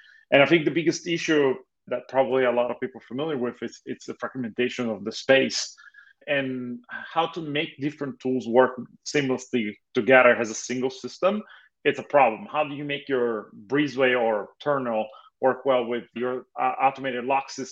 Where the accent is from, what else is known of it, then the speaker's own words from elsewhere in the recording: Italy; moved away as an adult; now in Los Angeles, United States; I was originally born and raised in Italy. I moved to US about 14 years ago with excuse of studying